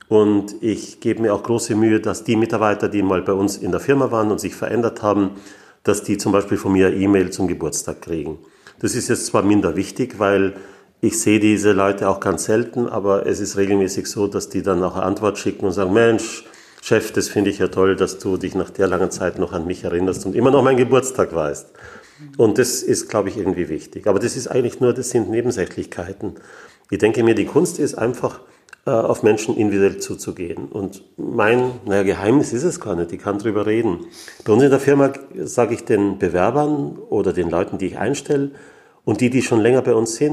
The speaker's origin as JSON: {"language": "German", "town": "Graz", "region": "Styria", "country": "Austria", "tie": "born there", "said": "Ich komme aus Österreich. Ich bin in Graz geboren"}